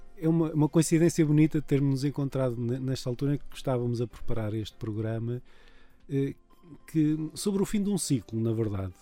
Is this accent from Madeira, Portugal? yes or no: yes; São Roque do Faial, Madeira, Portugal; Eu sou de uma freguesia rural da Madeira